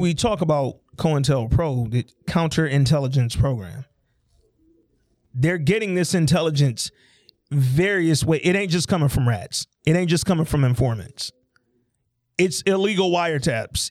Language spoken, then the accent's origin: English; Alabama, United States; I'm from Alabama